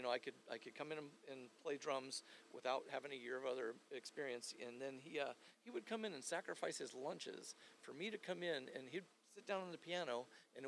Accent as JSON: {"language": "English", "region": "Arizona", "country": "United States", "tie": "born or raised there", "also_born_or_lived": "Pittsburgh, Pennsylvania", "moved": "yes", "said": "I grew up in Arizona. I moved away to Pittsburgh in 85"}